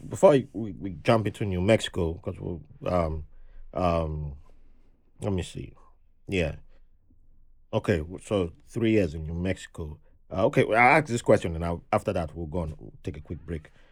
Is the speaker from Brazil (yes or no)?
no; Benin City, Edo, Nigeria; moved away; growing up in Benin City back then